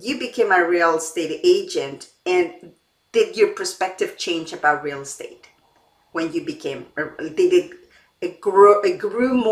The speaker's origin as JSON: {"language": "English", "country": "Mexico", "tie": "born or raised there", "moved": "yes", "lives_now": "Canada", "said": "I was born in Mexico and I grew up there. The environment is completely different now that I live in Canada."}